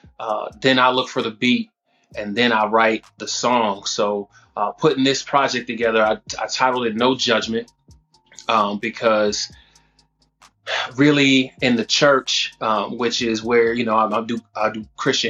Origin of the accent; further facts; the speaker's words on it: Mount Vernon, New York, United States; now in Missouri, United States; Born and raised in Mount Vernon, New York